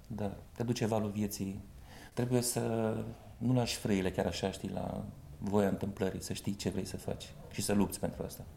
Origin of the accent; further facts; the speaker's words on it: Botoșani, Botoșani County, Romania; accent: Moldavian; moved away as an adult; now in Bucharest, Romania; dulcele grai moldovenesc, așa, că sunt din Botoșani